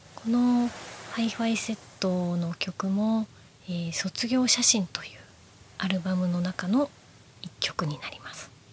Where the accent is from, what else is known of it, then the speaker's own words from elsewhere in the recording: Nara, Japan; 私も実は生まれは奈良県です。